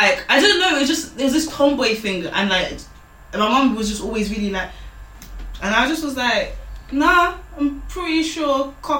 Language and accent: English; Nigeria; being a Nigerian girl, firstborn